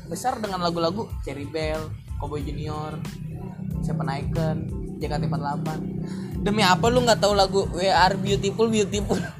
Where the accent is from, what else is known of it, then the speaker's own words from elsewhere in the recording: Jakarta, Indonesia; kita kan anak Betawi